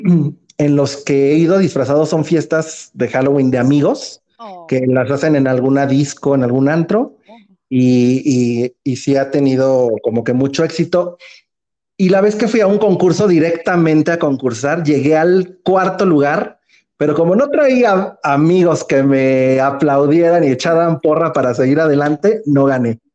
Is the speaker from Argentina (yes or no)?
no; Mexico; como buen mexicano